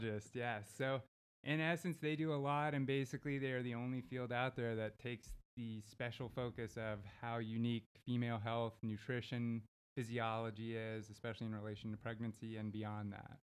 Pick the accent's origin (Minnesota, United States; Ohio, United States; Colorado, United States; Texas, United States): Texas, United States; Houston; also born or lived in Los Angeles, California; now in Abilene, United States; I work and live out of Abilene, but I was born and raised in Houston.